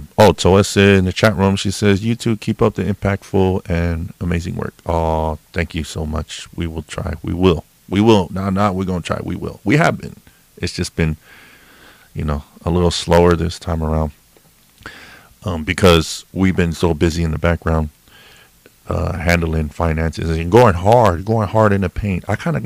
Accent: California, United States; now in Washington, United States; Me and my wife, originally, yeah, we grew up in Cali, grew up in California. But now we're Washingtonians.

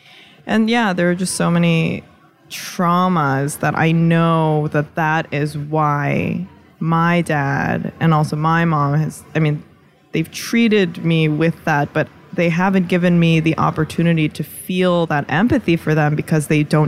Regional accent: United States; maybe it's just because we're so American

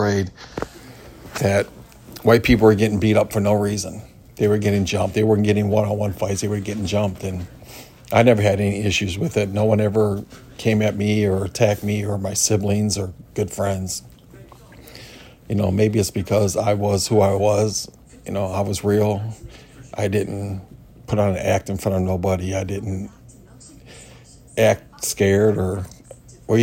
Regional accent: Cleveland, Ohio, United States; I'm from Cleveland, Ohio. I grew up in the 80s in Cleveland

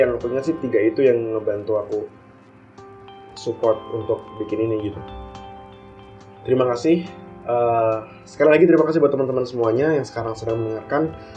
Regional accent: Tulungagung, East Java, Indonesia; moved away as an adult; aku asli dari Tulungagung dan besar juga di Tulungagung

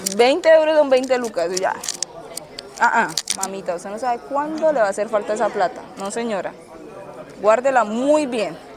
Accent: Cúcuta, Norte de Santander, Colombia; moved away as an adult; also born or lived in Lugo, Spain; now in Murcia, Spain; Yo soy de Cúcuta

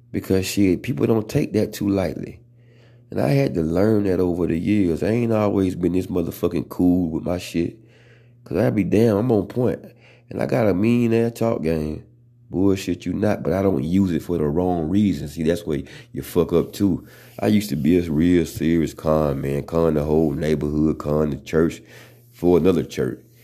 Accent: the South, United States; accent: country; I'm from the South

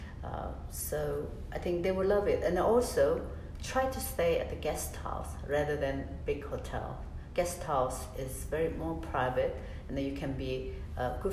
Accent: Seoul, South Korea; I was born in Gangnam.

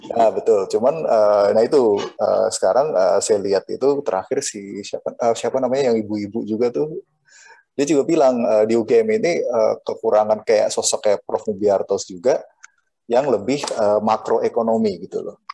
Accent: Cilacap, Central Java, Indonesia; Bener-bener dari akar rumput di kampung saya di Cilacap

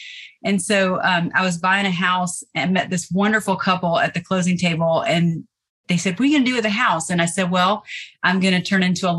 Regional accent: Nashville, Tennessee, United States; now in Savannah, United States; I'm originally from Nashville, Tennessee. And I've been in Savannah about 20 years. I've lived all over the world, but I belong in the South.

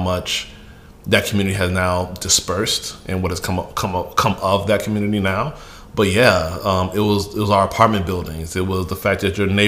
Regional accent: Chicago, Illinois, United States; first language Yoruba; English is a second language; also born or lived in Nigeria; Came to the U.S. as a kid, very, very young, against my will. My parents made that decision. Grew up on the north side of Chicago. Shortly thereafter, moved to the south suburbs

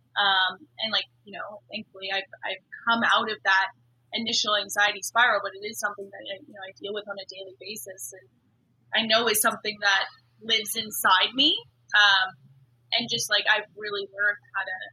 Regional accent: Vancouver, British Columbia, Canada; I grew up in Vancouver.

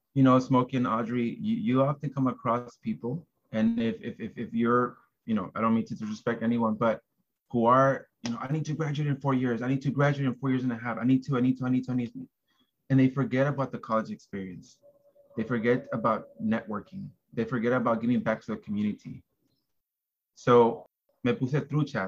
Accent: Los Angeles, California, United States; also born or lived in Porterville, California; I was born and raised in South Central

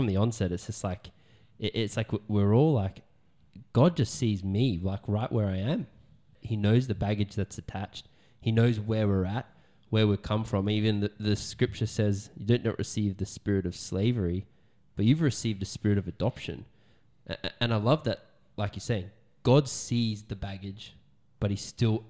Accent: Wynnum, Queensland, Australia; I remember I grew up in Wynnum, just to clarify. I know, don't hold it against me. And I'm white as all heck.

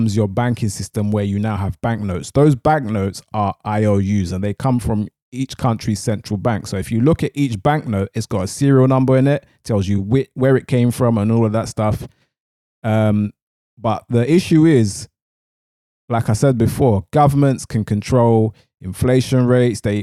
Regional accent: London, United Kingdom; I'm from East London, so when I'm talking, sometimes I say barter, sometimes I say barter

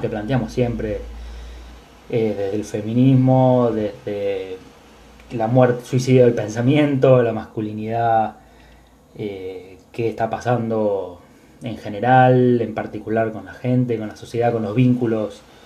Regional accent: Buenos Aires, Argentina; mi ser porteño, de, ser argentino

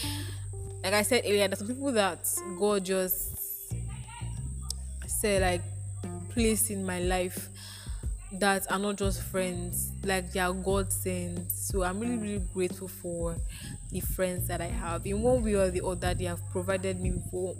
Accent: Nigeria; On this day, 19 years ago, I was born into this earth. This Nigeria

